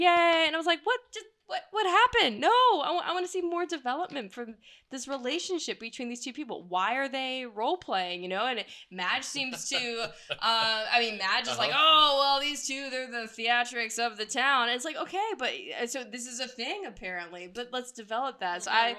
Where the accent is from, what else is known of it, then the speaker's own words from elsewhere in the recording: the South, United States; I am a Southerner